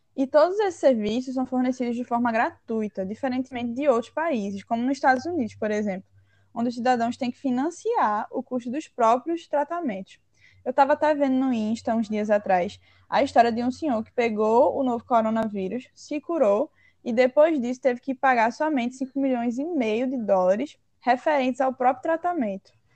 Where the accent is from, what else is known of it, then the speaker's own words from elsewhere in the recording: Brazil; nós, enquanto brasileiros